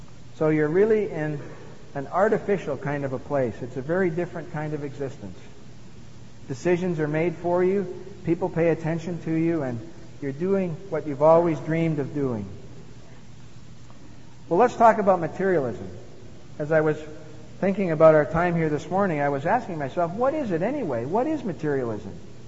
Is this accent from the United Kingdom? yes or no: no; Montreal, Quebec, Canada; as a young boy growing up in Montreal